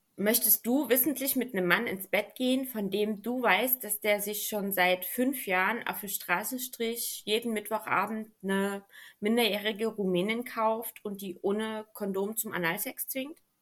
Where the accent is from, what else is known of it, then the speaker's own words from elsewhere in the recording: Germany; bei uns in Deutschland